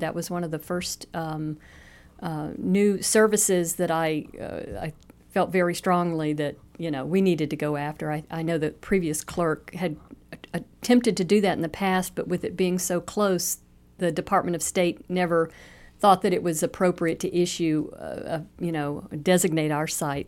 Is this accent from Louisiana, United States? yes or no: yes; Louisiana, United States; also born or lived in Estes Park, Colorado; now in Cape Coral, United States; We're born and raised in Louisiana